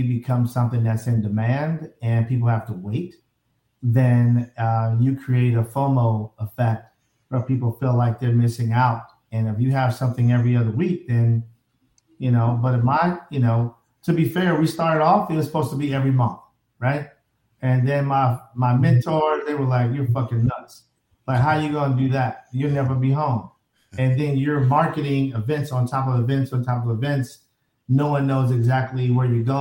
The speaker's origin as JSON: {"language": "English", "town": "Chicago", "region": "Illinois", "country": "United States", "said": "I'm from a certain side of Chicago, south side, where it's, we tilt a little to the left."}